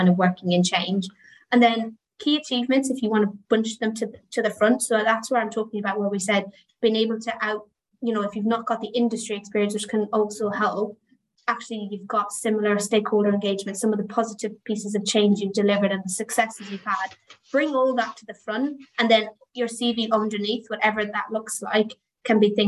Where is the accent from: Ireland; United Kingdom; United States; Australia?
Ireland; I am Irish